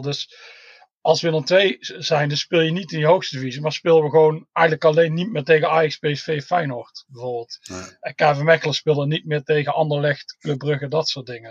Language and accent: Dutch; Tilburg, North Brabant, Netherlands; moved away as an adult; now in Scotland; ik kom uit Tilburg